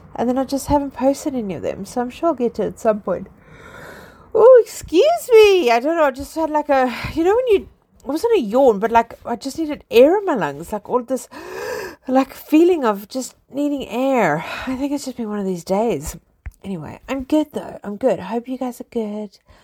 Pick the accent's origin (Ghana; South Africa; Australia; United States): South Africa; now in London, United Kingdom; I am originally South African. I live in England. I live in London.